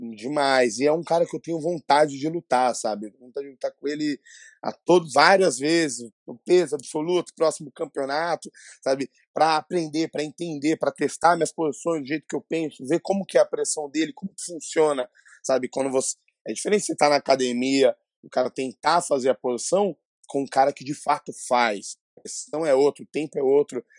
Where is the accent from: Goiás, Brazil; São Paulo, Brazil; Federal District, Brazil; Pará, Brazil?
São Paulo, Brazil; eu sou aqui de São Paulo, né? É, é, extremo Leste, Itaquera